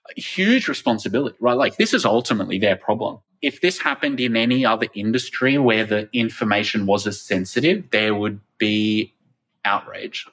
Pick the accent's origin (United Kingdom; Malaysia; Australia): Australia; my home country of Australia